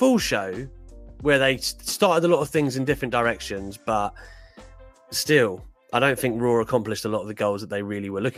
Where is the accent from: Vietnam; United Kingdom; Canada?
United Kingdom; England; also born or lived in Newcastle; my family are from there, although my accent doesn't help that, of course, because I'm born down south